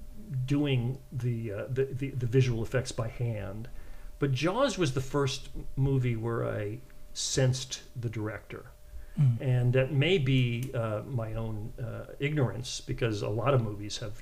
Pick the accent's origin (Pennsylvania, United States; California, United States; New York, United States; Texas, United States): California, United States; San Francisco Bay Area; I grew up in the San Francisco Bay Area